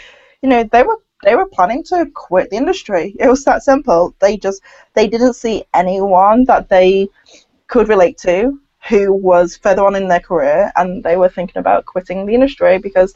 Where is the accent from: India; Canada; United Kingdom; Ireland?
United Kingdom; a British-born Chinese